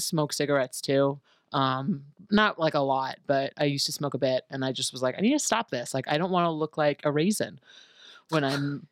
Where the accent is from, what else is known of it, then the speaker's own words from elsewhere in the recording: New York City, New York, United States; also born or lived in Manhattan; I stayed at home in my parents' house in college because I'm from New York City, I'm from Queens